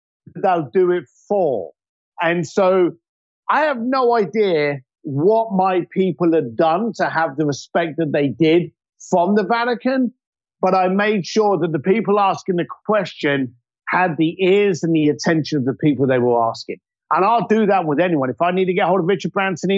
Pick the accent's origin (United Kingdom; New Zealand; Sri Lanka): United Kingdom; London; I'm a bricklayer from East London